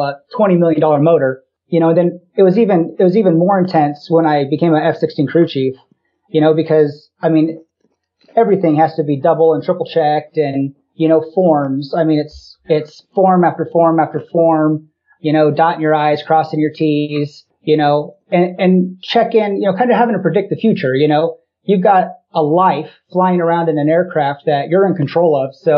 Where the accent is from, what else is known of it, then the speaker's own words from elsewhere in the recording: De Soto, Iowa, United States; I grew up in DeSoto, Iowa, just outside of Des Moines.